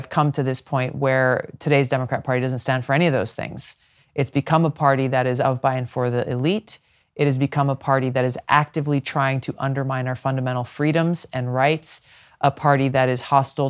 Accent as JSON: {"language": "English", "region": "Hawaii", "country": "United States", "tie": "born or raised there", "said": "and especially so in my home state of Hawaii, very much a Big Ten inclusive party"}